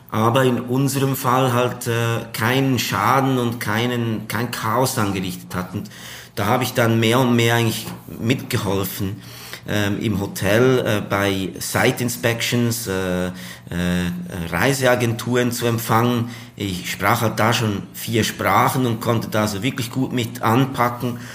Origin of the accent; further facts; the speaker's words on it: Switzerland; Ja, also allgemein äh, ist es ja als Schweizer so, dass äh, wenn man vier Stunden zu Fuß geht, ist man ja schon im Ausland.